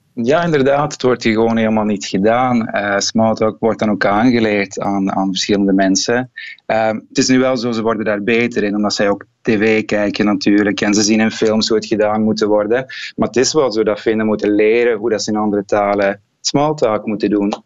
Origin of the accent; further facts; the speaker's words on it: Kempen, Flanders, Belgium; moved away as an adult; now in Finland; bij ons in de Kempen